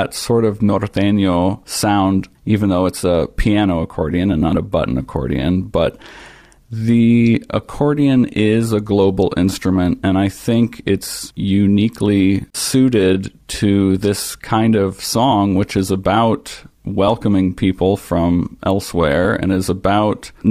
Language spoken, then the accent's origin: English; Ohio, United States; I grew up in Ohio, and my extended family is Mennonite